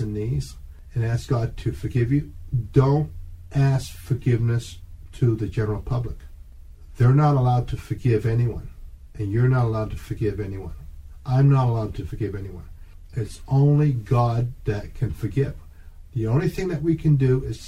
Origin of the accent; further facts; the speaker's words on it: Canada; I'm Canadian.